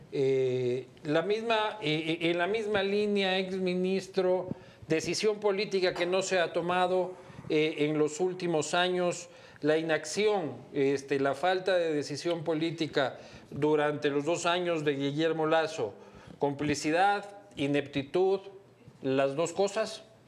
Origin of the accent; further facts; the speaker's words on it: Ecuador; como ecuatorianos